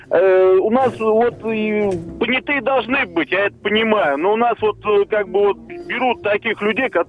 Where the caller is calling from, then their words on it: Vladimir, Vladimir Oblast, Russia; добрый день, я вот из Владимира.